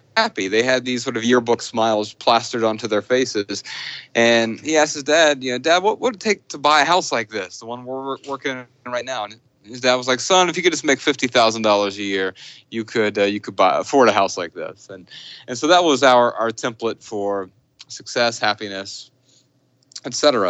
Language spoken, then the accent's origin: English; Dayton, Ohio, United States; I grew up in Dayton, Ohio